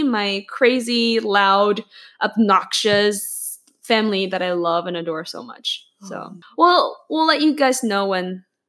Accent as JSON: {"language": "English", "region": "northern China", "country": "China", "moved": "yes", "lives_now": "Canada", "said": "I'm from the northern part of China"}